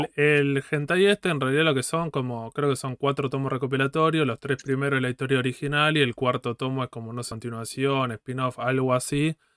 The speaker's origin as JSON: {"language": "Spanish", "country": "Argentina", "said": "somos argentinos"}